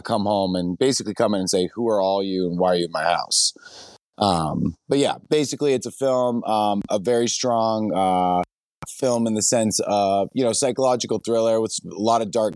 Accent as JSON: {"language": "English", "region": "New Hampshire", "country": "United States", "also_born_or_lived": "New York / Los Angeles", "moved": "as an adult", "said": "I'm a filmmaker from New Hampshire"}